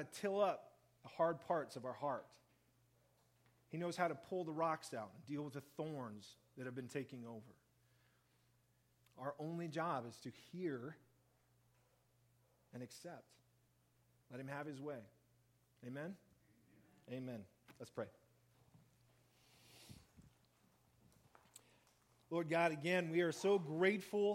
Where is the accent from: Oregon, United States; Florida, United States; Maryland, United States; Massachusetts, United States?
Oregon, United States; Central; we were growing up in Central Oregon